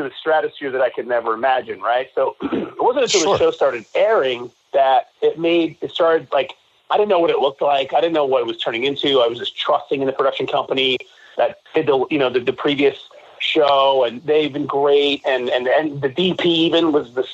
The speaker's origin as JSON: {"language": "English", "area": "Jersey Shore", "region": "New Jersey", "country": "United States", "tie": "born or raised there", "also_born_or_lived": "New York City, New York", "moved": "as an adult", "said": "So we grew up in Jersey Shore"}